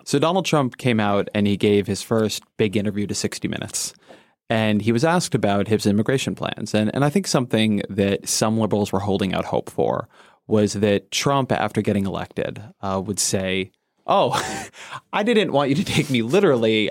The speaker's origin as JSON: {"language": "English", "region": "Southern California", "country": "United States", "tie": "born or raised there", "moved": "yes", "said": "I grew up in Southern California"}